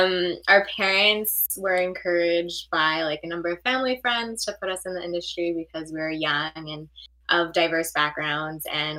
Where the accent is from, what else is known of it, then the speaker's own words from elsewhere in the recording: Canada; We are Canadian actresses, have been doing this for a while now. Still living in Canada